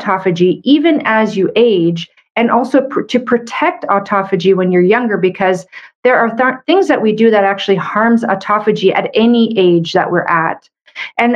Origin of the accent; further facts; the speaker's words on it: Canada; I'm a Canadian medical doctor